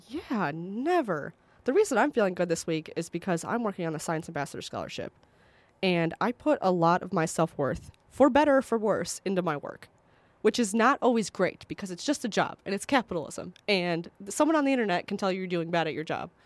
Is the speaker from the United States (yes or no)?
yes; Northwest Indiana, United States; where I grew up in Northwest Indiana